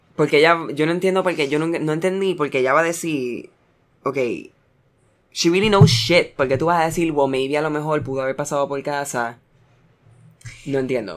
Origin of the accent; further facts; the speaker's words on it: United States; soy americano